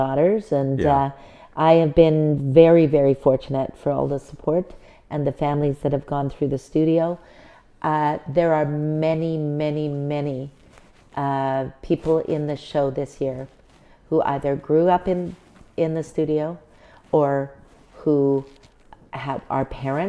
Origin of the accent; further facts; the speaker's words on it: Richmond, British Columbia, Canada; now in Prince George, Canada; I grew up in Richmond, British Columbia, which is not the same place as it is now. However, at that time, it was very small, very rural, did not have any large dance studios.